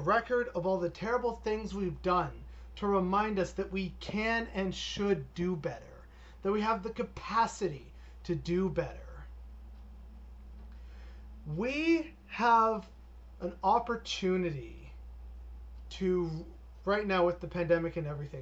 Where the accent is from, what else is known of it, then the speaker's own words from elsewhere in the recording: Canada; I do love being Canadian